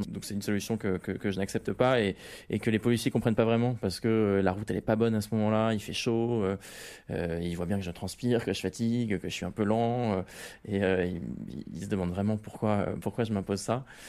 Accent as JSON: {"language": "French", "town": "Rouen", "region": "Normandy", "country": "France", "tie": "born or raised there", "moved": "yes", "lives_now": "Paris, France", "said": "à l'origine, moi, je suis normand, je suis né à Rouen, j'ai fait mon collège et mon lycée à Rouen. Et, euh, maintenant, je vis à Paris"}